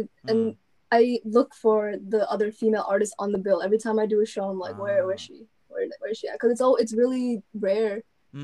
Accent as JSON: {"language": "English", "town": "Yonkers", "region": "New York", "country": "United States", "tie": "born or raised there", "moved": "yes", "said": "So the thing about Yonkers and then like New York City, it's debatable because we feel like we're part of the boroughs, but we're not considered technically"}